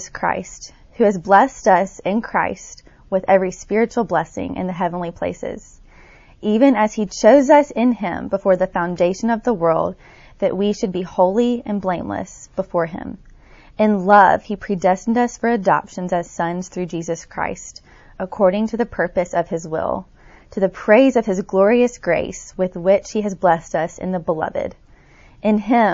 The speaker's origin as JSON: {"language": "English", "town": "Tuscaloosa", "region": "Alabama", "country": "United States", "tie": "born or raised there", "said": "I grew up in Tuscaloosa, Alabama, so not too far from here"}